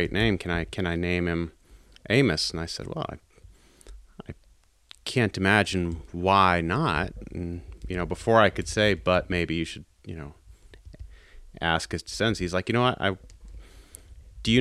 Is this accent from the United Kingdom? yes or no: no; East Coast, United States; I'm from the East Coast